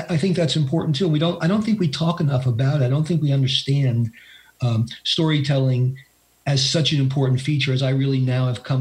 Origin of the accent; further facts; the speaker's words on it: New York, United States; I am a New Yorker, as Bill said, and I have lived. Uh, basically in Appalachia for the last seven and a half years. I live in Western North Carolina